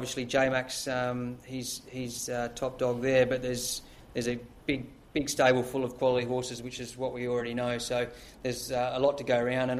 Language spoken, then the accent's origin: English; Streaky Bay, South Australia, Australia; moved away; Growing up in Streaky Bay